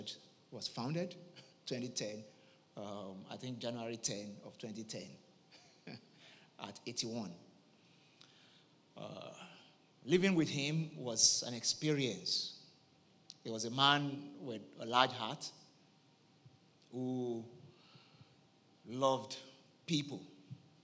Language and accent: English; Ibadan, Oyo, Nigeria; also born or lived in Igbora; I grew up the first, is it 20 years or so, up from birth up to my teenage years in Oyo State in Nigeria, specifically in the city of Ibadan